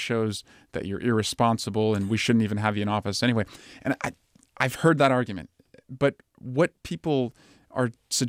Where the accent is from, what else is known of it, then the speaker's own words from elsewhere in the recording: Iowa, United States; born there; moved away; also born or lived in Oregon; I was born there. Yeah, I was born in Northwest Iowa.